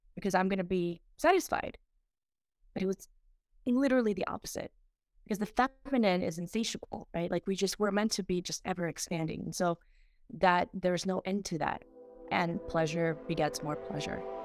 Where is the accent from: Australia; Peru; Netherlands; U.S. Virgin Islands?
Peru; moved away; I went back to, um, my home country of Peru, and it was my first time in twenty-seven years